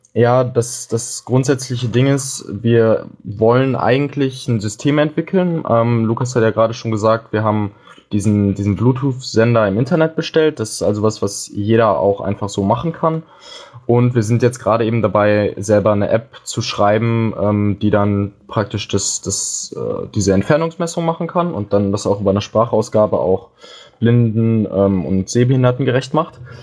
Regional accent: Dortmund, North Rhine-Westphalia, Germany; moved away as an adult; now in Hamburg, Germany; ich komme ursprünglich aus Dortmund und bin jetzt nach Hamburg gezogen.

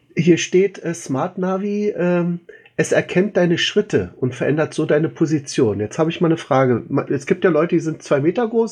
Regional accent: Berlin, Germany; als Berliner

